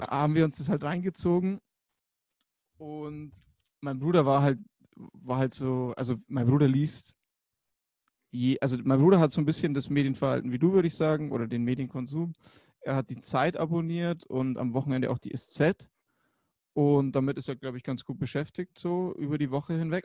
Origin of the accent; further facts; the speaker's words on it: Germany; bei uns in Deutschland